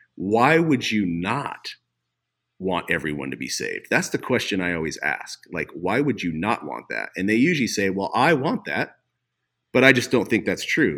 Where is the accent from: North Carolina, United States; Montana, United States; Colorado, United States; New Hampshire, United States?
Montana, United States; Havre; also born or lived in Coeur d'Alene, Idaho / Missoula, Montana; I grew up in Haver, Montana, on the High Line